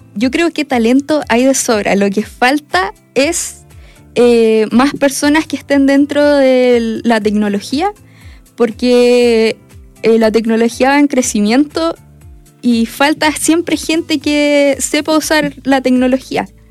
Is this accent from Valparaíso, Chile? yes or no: no; Perquenco, Araucanía, Chile; nosotras somos vecinas, nosotras somos de Perquenco.